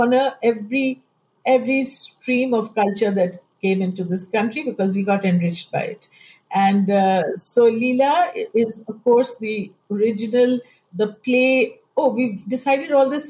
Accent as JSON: {"language": "English", "country": "India", "said": "I'm Indian."}